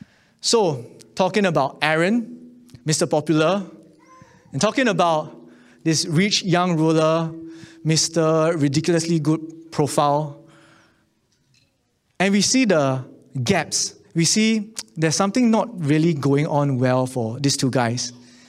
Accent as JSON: {"language": "English", "country": "Singapore", "tie": "born or raised there", "said": "But you know, growing up in Singapore, I just want to be a good person."}